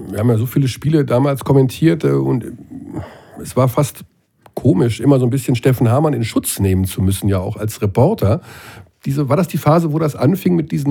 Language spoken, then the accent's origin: German; Rattelsdorf, Bavaria, Germany; also born or lived in Bamberg; Ich bin in Bamberg geboren, aber in Rattelsdorf